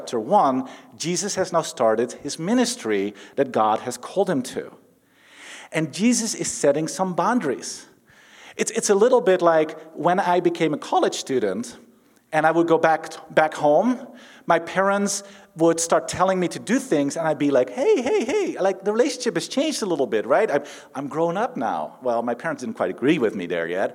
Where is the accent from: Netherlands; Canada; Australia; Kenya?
Netherlands; moved away; I'm from the Netherlands